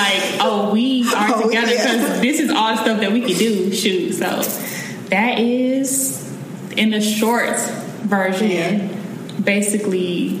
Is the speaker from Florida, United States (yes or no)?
yes; Tallahassee, Florida, United States; we're from Tallahassee, we know people